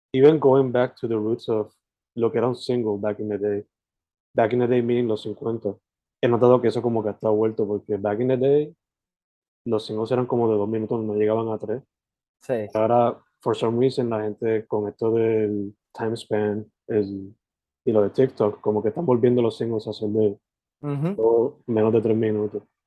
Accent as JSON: {"language": "Spanish", "area": "possibly Sabana Grande", "region": "southwest", "country": "Puerto Rico", "moved": "yes", "lives_now": "Carolina, Puerto Rico", "said": "Yo originalmente soy del West, del suroeste para ser específico"}